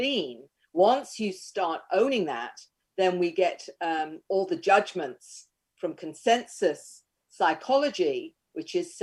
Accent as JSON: {"language": "English", "region": "Queensland", "country": "Australia", "said": "Australia, Queensland."}